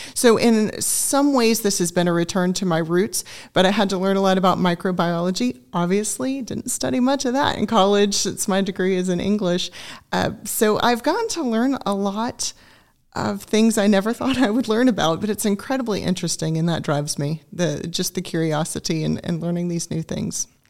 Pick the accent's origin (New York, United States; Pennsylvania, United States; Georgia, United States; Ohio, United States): Georgia, United States; Augusta; also born or lived in Greenville, South Carolina; now in Griffin, United States; I grew up in Augusta, Georgia. I'm a native of the state